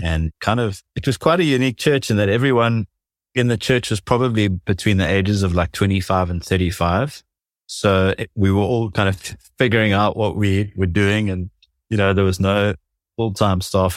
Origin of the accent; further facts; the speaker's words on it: South Africa; growing up in South Africa